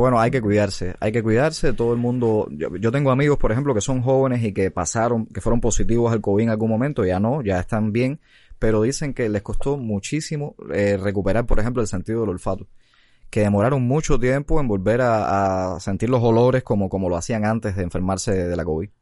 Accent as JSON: {"language": "Spanish", "country": "Cuba", "said": "como buenos cubanos"}